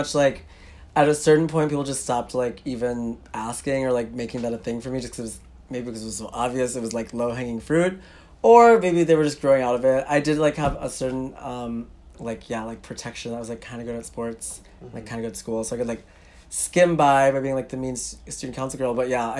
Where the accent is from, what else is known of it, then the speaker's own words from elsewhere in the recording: Minneapolis, Minnesota, United States; I'm from Minneapolis